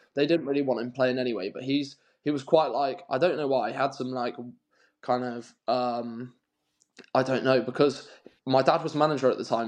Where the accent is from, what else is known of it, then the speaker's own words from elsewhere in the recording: Newquay, South West England, United Kingdom; I'm from Newquay